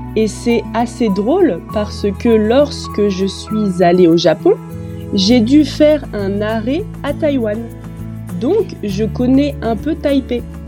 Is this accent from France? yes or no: yes; Metz, Grand Est, France; je suis française. Je suis née à Metz, dans le nord de la France